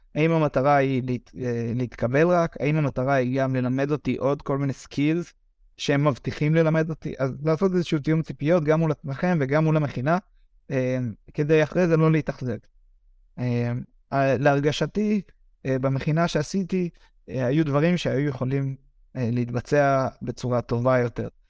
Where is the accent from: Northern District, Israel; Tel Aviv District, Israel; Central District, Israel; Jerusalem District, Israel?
Northern District, Israel; Misgav; moved away as an adult; now in Brno, Czech Republic